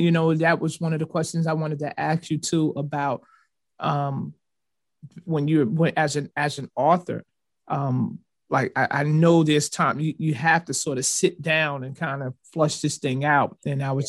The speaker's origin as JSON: {"language": "English", "town": "Newark", "region": "New Jersey", "country": "United States", "tie": "born or raised there", "also_born_or_lived": "Irvington, New Jersey", "said": "I grew up in Newark and part of Irvington"}